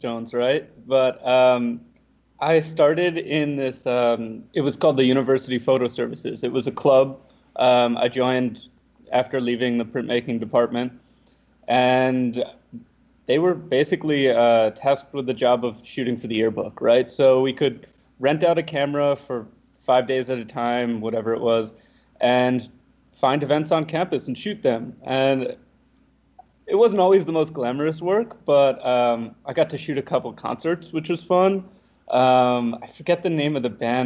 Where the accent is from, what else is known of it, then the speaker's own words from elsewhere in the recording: Ossining, New York, United States; also born or lived in Albany; my hometown, from Ossining